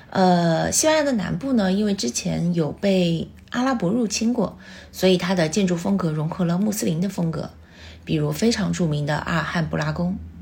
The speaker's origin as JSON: {"language": "Chinese", "country": "China", "said": "我们中国人身上就是有那种坚韧不拔，就是我就是要在这扎根的那个念头"}